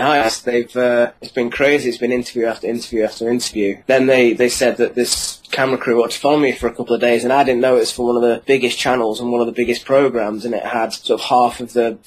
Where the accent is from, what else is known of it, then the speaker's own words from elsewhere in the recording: Cheshire, North West England, United Kingdom; I'm from Cheshire, so just outside of Manchester